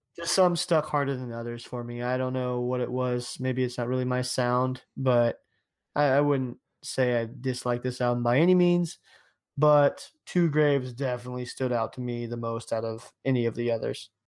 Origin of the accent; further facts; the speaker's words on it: Ohio, United States; I'm from Ohio.